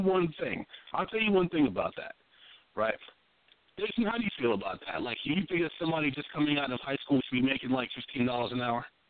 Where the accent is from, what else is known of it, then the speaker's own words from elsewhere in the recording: New York, United States; moved away; also born or lived in Washington, D.C.; I was from New York